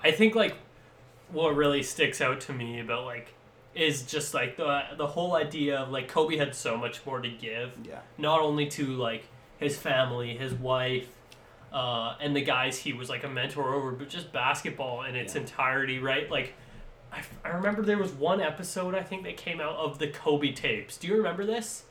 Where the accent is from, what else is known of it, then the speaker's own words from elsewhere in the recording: Ladner, British Columbia, Canada; I'm from Ladner